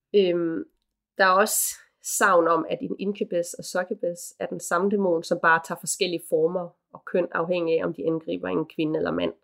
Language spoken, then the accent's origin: Danish; Aarhus, Central Denmark Region, Denmark; now in Copenhagen, Denmark; Aarhus, hvor jeg kommer fra oprindeligt. Og så bare her hjemme i København